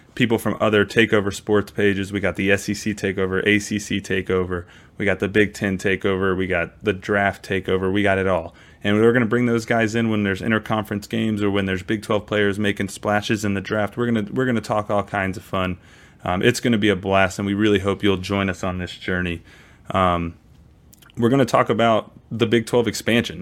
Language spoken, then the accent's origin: English; Maryland, United States; also born or lived in Texas; now in Kansas, United States; I grew up in Maryland. I played high school football in Texas